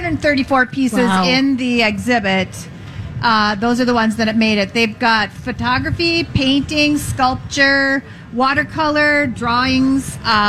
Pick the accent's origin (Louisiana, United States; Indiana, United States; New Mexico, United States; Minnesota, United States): Minnesota, United States; Duluth; I'm from Duluth